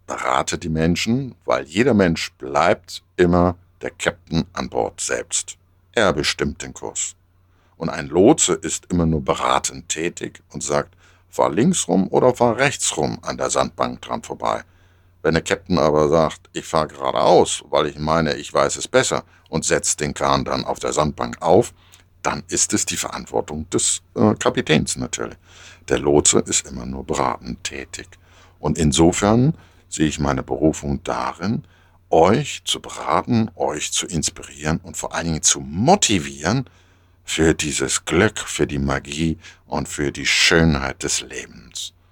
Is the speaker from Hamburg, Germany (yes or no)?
yes; Hamburg, Germany; als Hamburger Jung kenne ich das äh, von Anfang an um Kursbestimmung. Also wenn ich als kleiner Junge damals am Hafen stand bei uns in Hamburg